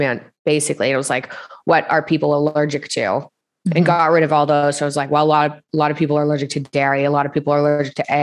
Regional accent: Toronto, Ontario, Canada; also born or lived in Montreal; Grew up, spent most of my childhood in Toronto in Canada

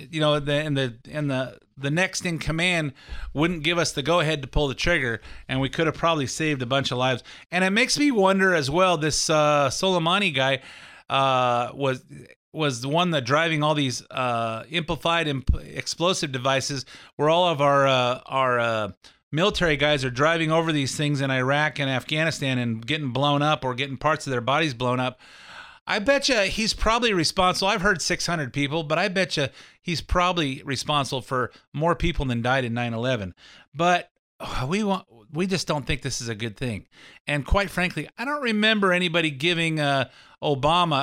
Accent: California, United States; as a Californian

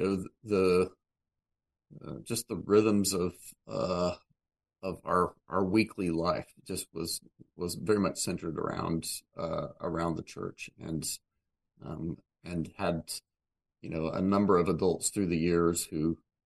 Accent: Oklahoma, United States; moved away as an adult; also born or lived in Kansas / Ethiopia; I grew up in the U.S., in Kansas and Oklahoma, sort of a little bit of both. But kind of claim Oklahoma as home

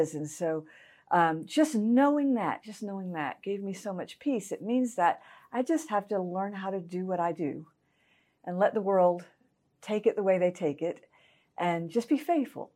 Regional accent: Augusta, Georgia, United States; also born or lived in Evans, Georgia; I was raised in Augusta, Georgia.

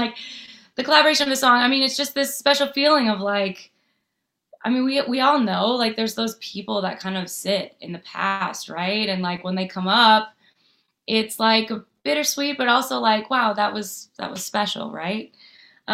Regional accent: Nashville, Tennessee, United States; because I grew up in Nashville not really having, I had songwriter women to look up to, artist women to look up

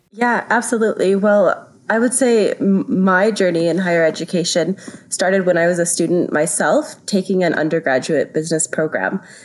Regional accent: Canada; moved away as an adult; now in France; I'm originally from Canada, which is where I studied

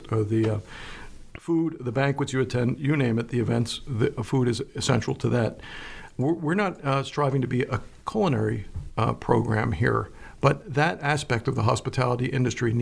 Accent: Philadelphia, Pennsylvania, United States; moved away as an adult; also born or lived in Florida; now in York, United States; I'm a Pennsylvanian, I'm from Philadelphia, and I love Pennsylvania, I returned to Pennsylvania to live my later years

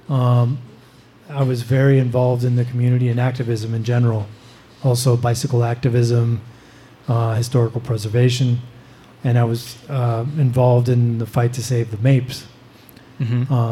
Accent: Reno, Nevada, United States; moved away as an adult; now in Europe; I don't really live here. I, am still based, it's still my hometown

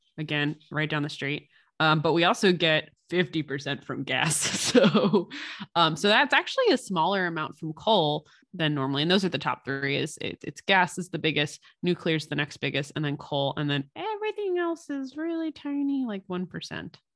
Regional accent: Pottstown, Pennsylvania, United States; now in Phoenixville, United States; in my hometown of Pottstown, Pennsylvania

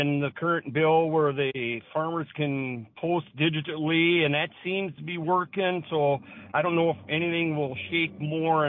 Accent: Fingal, North Dakota, United States; now in Valley City, United States; I grew up in the Fingal area

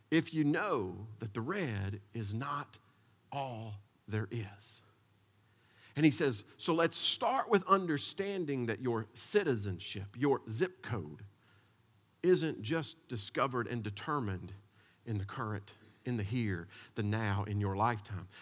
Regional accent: United States; As American people

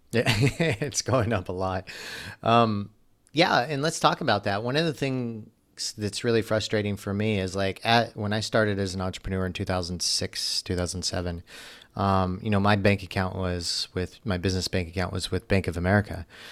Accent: United States; As an American myself

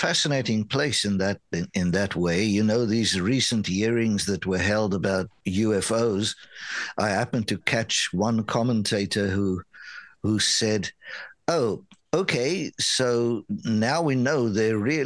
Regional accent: South Africa; now in Canada; I grew up in South Africa

